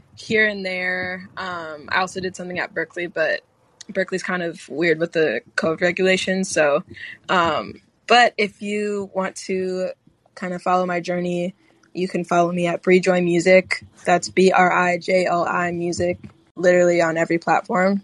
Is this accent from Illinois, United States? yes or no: yes; Chicago, Illinois, United States; I'm from Chicago.